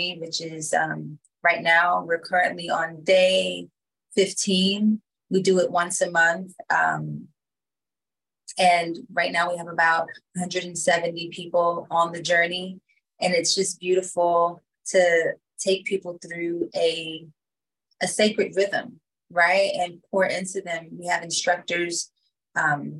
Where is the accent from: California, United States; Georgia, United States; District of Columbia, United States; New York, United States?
District of Columbia, United States; Washington; come from Washington, D.C. So when I grew up, it was the murder capital.